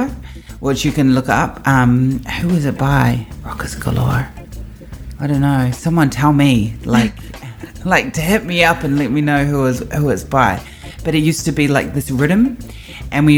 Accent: New Zealand; I am from Aotearoa, New Zealand.

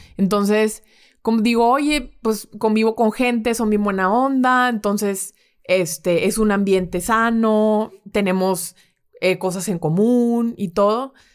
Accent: Monterrey, Nuevo León, Mexico; mi familia es de Guadalajara. Ok. Pero de hecho yo soy la única regia

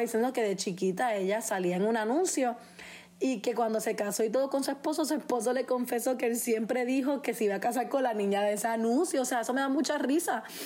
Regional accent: Puerto Rico; yo soy puertorriqueña

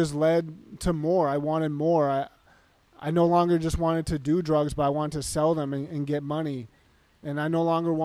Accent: Massachusetts, United States; now in Arizona, United States; I grew up in Massachusetts and I moved here to Arizona.

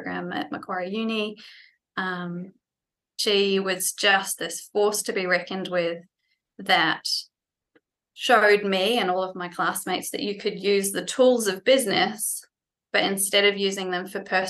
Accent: New Zealand; moved away as an adult; also born or lived in France; now in Australia; I was born and bred in New Zealand

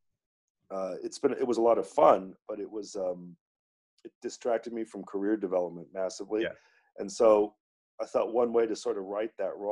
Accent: Santa Monica, California, United States; moved away as an adult; also born or lived in Boston / New York; I was born in Santa Monica, California, and went to big public high school, a beautiful place to grow up.

